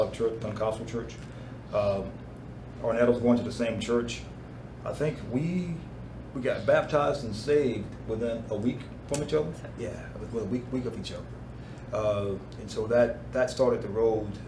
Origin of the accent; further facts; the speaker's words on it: Tallahassee, Florida, United States; moved away as an adult; also born or lived in Germany / Fort Hood, Texas; now in Dallas, United States; I was born and raised in Tallahassee, Florida